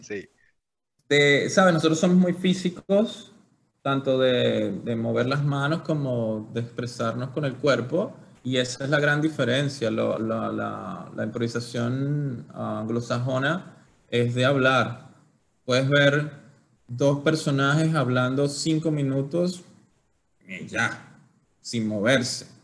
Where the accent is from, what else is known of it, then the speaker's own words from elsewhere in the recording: Venezuela; moved away; nosotros somos criados y crecidos en, Latinoamérica, Venezuela